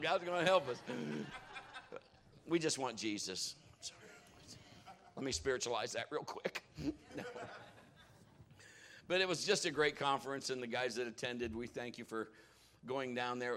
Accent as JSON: {"language": "English", "town": "Marion", "region": "Ohio", "country": "United States", "tie": "born or raised there"}